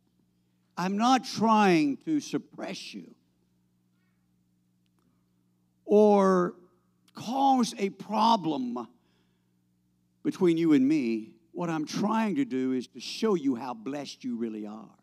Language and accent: English; United States; I'm an American